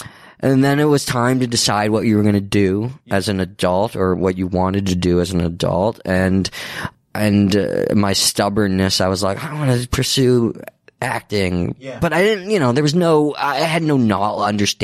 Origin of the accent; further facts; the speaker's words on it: Akron, Ohio, United States; moved away as an adult; Cleveland, Akron. I grew up in Northeast Ohio until I was I was there until I went off to school to college